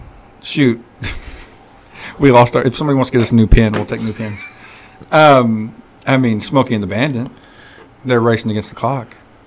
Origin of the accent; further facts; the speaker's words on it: Arkansas, United States; I'm from Arkansas.